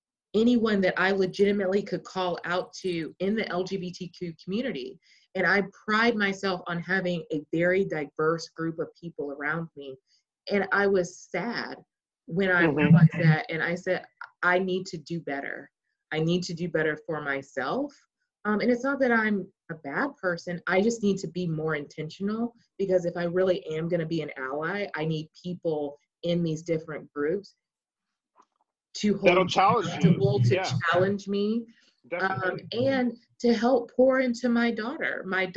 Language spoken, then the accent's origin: English; Texas, United States; staying with all of us being Texan, I think you can understand this, staying in this very conservative country. I mean, I live across the street from a horse farm, okay? Stereotypical Texas life.